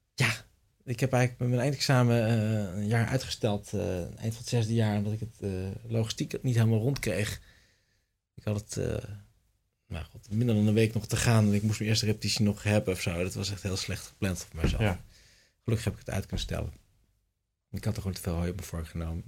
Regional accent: Tienhoven, Utrecht, Netherlands; Tienhoven, het dorp waar ik vandaan kom

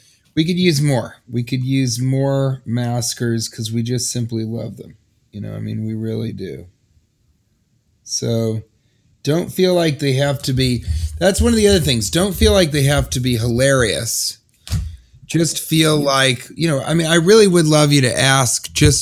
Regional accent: Denver, Colorado, United States; I'm originally from Denver.

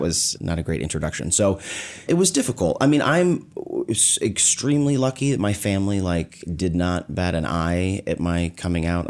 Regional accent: Omaha, Nebraska, United States; I was born in Omaha, Nebraska

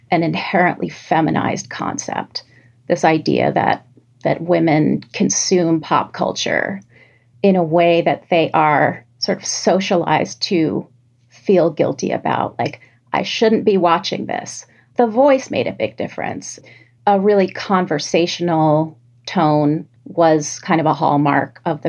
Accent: New York City, New York, United States; growing up in New York City

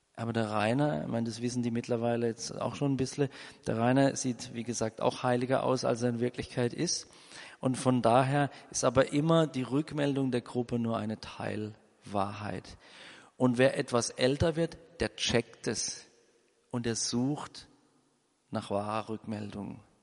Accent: Germany; Wir als Deutsche

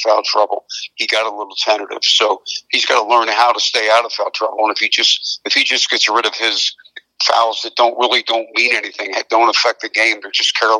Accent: Philadelphia, Pennsylvania, United States; I'm from the Philadelphia area

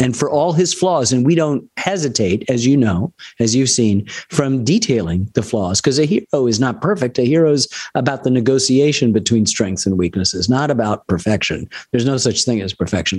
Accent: Ann Arbor, Michigan, United States; I grew up in Ann Arbor

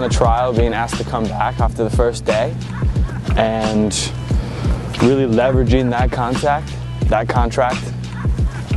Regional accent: Monroe, New York, United States; moved away as an adult; now in Hamburg, Germany; I'm from Monroe, New York, about an hour north of New York City

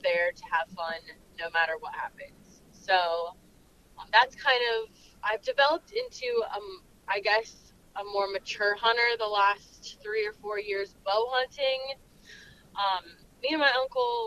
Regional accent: Florida, United States; moved away as an adult; now in Missouri, United States; I am originally from Florida, but I've lived in Missouri for 6 or 7 years now

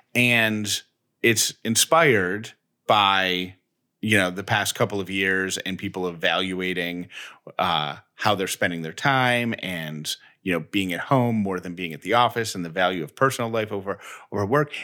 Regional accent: Syracuse, New York, United States; now in Georgia, United States; I grew up in Syracuse, New York

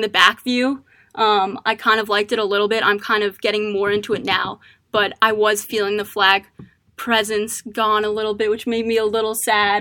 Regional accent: Maryland, United States; I'm from Maryland.

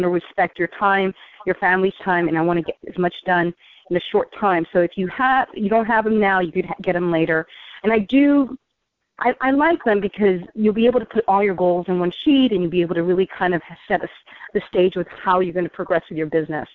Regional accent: New York, United States; I'm a New Yorker, so New Yorkers speak fast

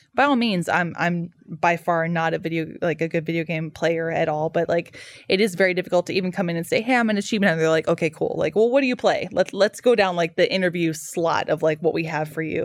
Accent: Dallas, Texas, United States; I grew up in Dallas

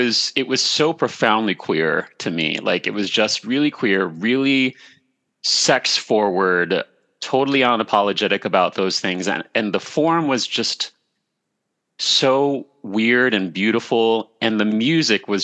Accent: San Francisco Bay Area, California, United States; moved away; we're both from the Bay Area

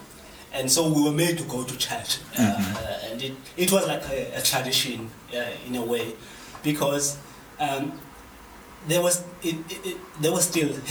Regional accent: Cradock, Eastern Cape, South Africa; now in Hermanus, South Africa; There's a small town called Crydog. So I grew up there in Crydog.

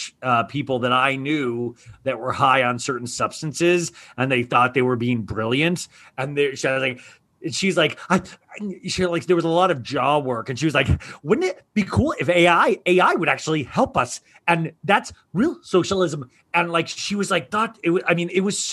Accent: Kansas, United States; I grew up in Kansas and like, you know, like the Midwestern kind of feel of a home

